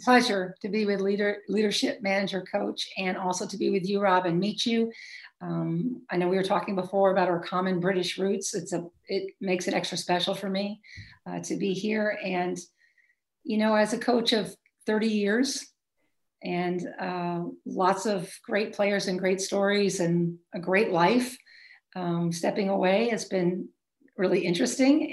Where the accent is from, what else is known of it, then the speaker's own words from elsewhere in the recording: Maine, United States; moved away; also born or lived in Chicago, Illinois / Michigan; I'm from Maine originally